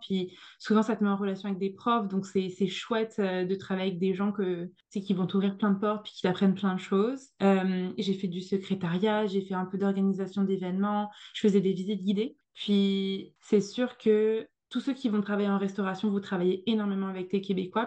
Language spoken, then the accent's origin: French; France; moved away as an adult; now in Montreal, Canada; J'étais, j'étais la petite française, je débarquais, j'avais pas le même accent